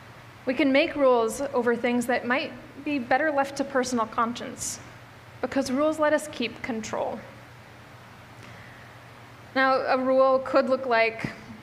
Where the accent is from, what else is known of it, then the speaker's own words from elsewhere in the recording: Midwest, United States; now in Bellingham, United States; I moved to Bellingham from the Midwest, which I come from the area of the Midwest that has some hills